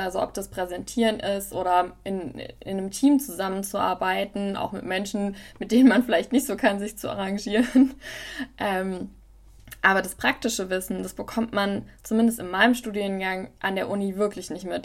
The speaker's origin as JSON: {"language": "German", "area": "near Wiesbaden", "region": "Hesse", "country": "Germany", "also_born_or_lived": "Tübingen / Mainz", "said": "Ich komme ursprünglich aus der Nähe von Wiesbaden"}